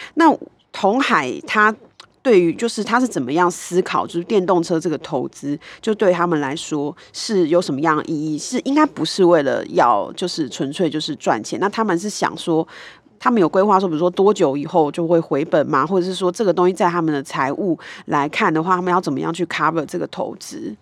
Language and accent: Chinese; Kaohsiung, Taiwan; 那就是我的故乡